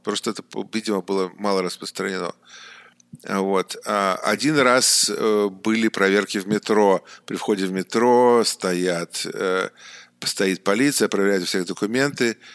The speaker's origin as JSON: {"language": "Russian", "region": "Saint Petersburg", "country": "Russia", "tie": "born or raised there", "also_born_or_lived": "Beijing, China", "moved": "as an adult", "lives_now": "China", "said": "я сам родом из Питера, и в Китай я попал а, некоторое время назад, а именно 8 лет назад"}